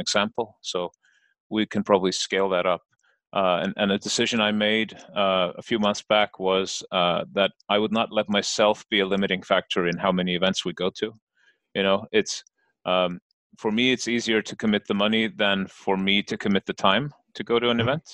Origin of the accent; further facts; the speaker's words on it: Iceland; I'm from Iceland